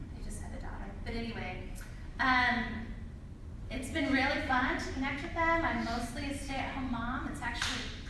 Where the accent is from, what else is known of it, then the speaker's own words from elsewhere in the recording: Spokane, Washington, United States; moved away; also born or lived in Boston; I grew up in Spokane